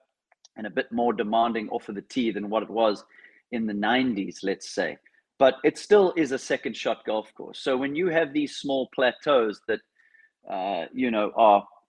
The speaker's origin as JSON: {"language": "English", "town": "Cape Town", "region": "Western Cape", "country": "South Africa", "tie": "born or raised there", "said": "I grew up in Cape Town, South Africa, which could quite possibly be the windiest place on earth."}